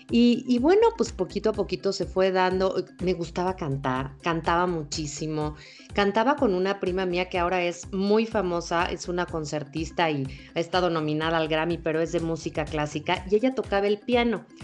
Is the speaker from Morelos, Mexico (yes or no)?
yes; Cuernavaca, Morelos, Mexico; born there; yo nací, fíjate, por casualidad nací en Cuernavaca, Morelos. Eh, mi mamá es de la Ciudad de México, mi papá es de Guadalajara